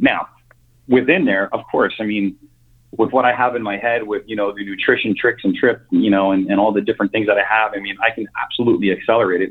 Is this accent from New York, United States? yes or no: yes; New York, United States; moved away as an adult; also born or lived in Connecticut; born and raised in New York, um, lived there up until I was 41